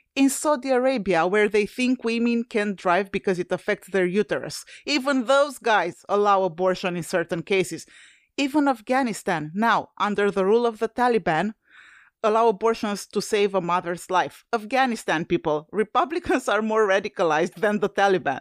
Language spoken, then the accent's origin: English; Romania; moved away; I'm originally from Romania, a former U S S R satellite country.